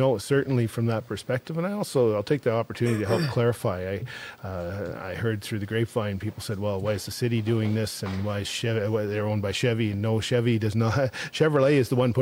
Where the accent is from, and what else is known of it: southeast Saskatchewan, Canada; born or raised there; moved away